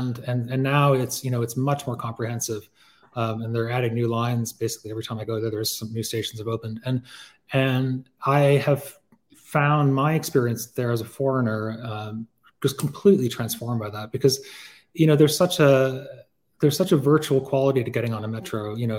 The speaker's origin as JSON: {"language": "English", "country": "Hong Kong", "tie": "born or raised there", "said": "I had a pen pal when I was growing up in Hong Kong"}